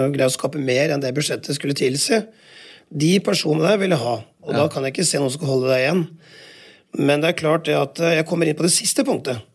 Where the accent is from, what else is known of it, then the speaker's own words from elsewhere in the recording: Telemark, Norway; Jeg er jo telemarking